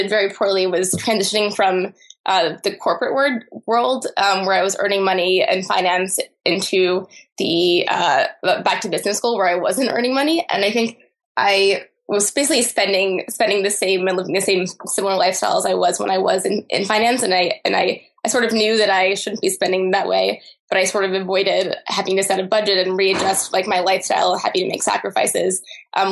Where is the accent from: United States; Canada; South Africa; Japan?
United States; Grand Rapids, Michigan; I'm from Michigan, sort of a suburban town called Grand Rapids.